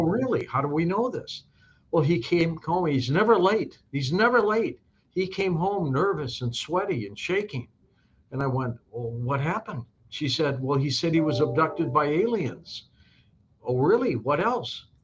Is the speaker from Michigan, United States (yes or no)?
yes; Detroit, Michigan, United States; moved away; also born or lived in Saint Louis; I was born in Detroit, but I've been in Saint Louis for a long time